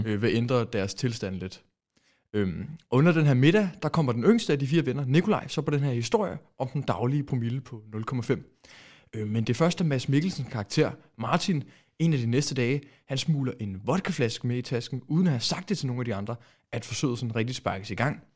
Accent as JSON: {"language": "Danish", "country": "Denmark"}